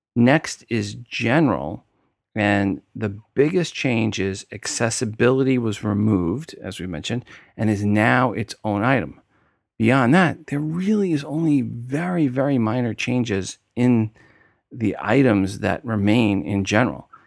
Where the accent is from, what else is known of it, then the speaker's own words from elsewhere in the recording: New York, United States; accent: New York; my New York accent came out there